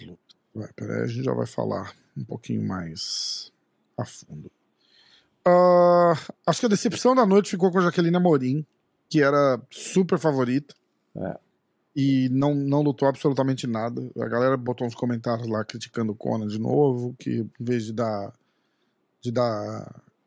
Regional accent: Brazil; a gente é brasileiro

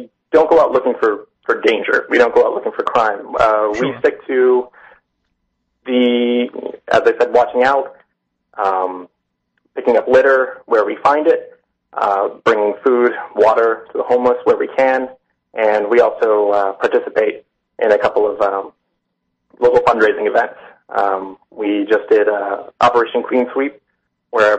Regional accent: New Bedford, Massachusetts, United States; I'm from New Bedford. I've grown up here.

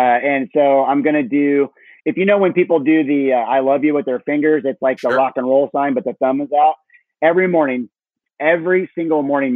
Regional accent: Illinois, United States; moved away as an adult; also born or lived in Chicago / Naples, Florida; now in Tampa, United States; I grew up in Illinois on a farm. And so I was in Illinois till 21.

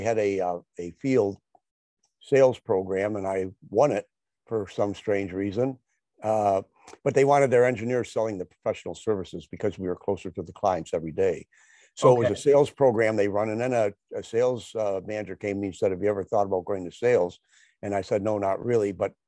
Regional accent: Detroit, Michigan, United States; which is just outside of Detroit, a suburb of Detroit. And so I grew up in Michigan, and I've been here my entire life.

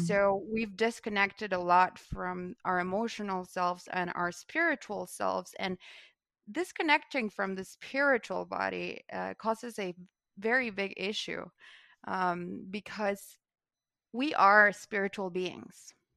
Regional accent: Guatemala; I'm from Guatemala, and I come from a legacy

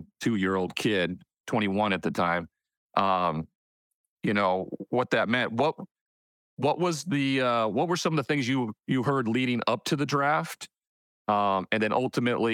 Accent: Montana, United States; I'm kid from Montana

